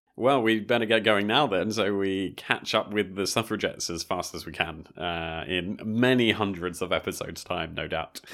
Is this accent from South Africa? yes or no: no; Brighton, South East England, United Kingdom; I'm from the south coast of the U K. I'm from Brighton